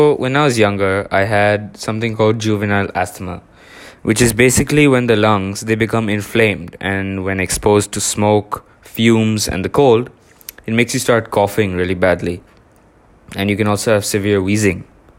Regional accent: India; now in Singapore; When I moved to Singapore from India, I kept that habit of swimming.

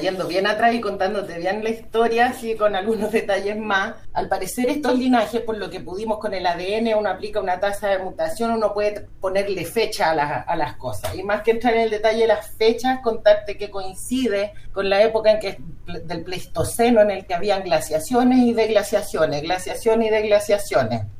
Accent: Chile; como chilenos

